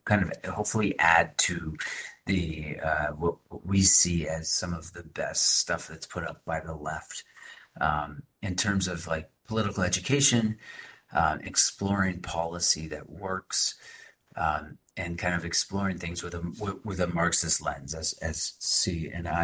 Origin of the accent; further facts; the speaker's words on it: Boston, Massachusetts, United States; I'm from the Boston area